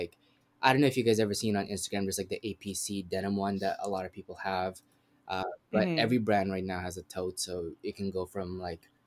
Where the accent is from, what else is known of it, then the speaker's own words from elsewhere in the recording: Winnipeg, Manitoba, Canada; moved away as an adult; now in Toronto, Canada; I'm from Winnipeg, but I live in Toronto, moved here 5 years ago